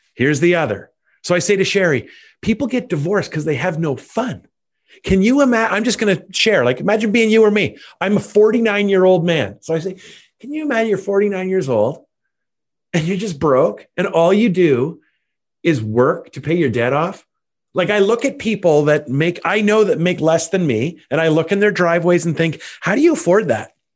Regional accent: Canada; also born or lived in Ottawa, Ontario; as a Canadian, I have outrageous status with Air Canada

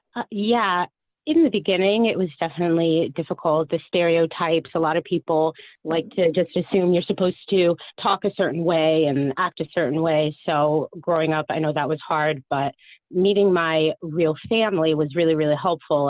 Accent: Miami, Florida, United States; I was born in Miami

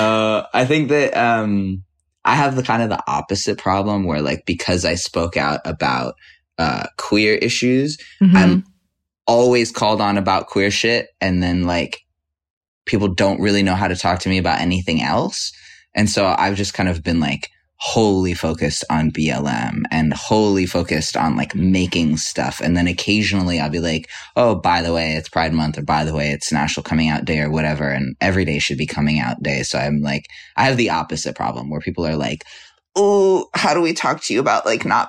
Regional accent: New York City, New York, United States; I grew up on the same block. The Bowery Hotel is now on the block.

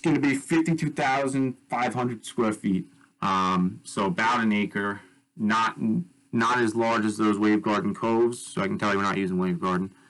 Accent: Bay Shore, New York, United States; I was born and raised on Long Island uh, in Bay Shore, um, which is part of New York

